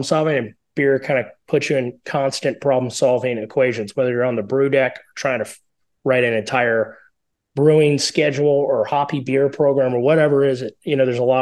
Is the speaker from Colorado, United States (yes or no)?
yes; Colorado, United States; we are from Colorado